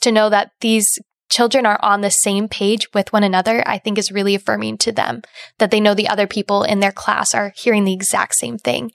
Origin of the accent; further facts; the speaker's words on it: Indiana, United States; now in Ohio, United States; I'm originally from Indiana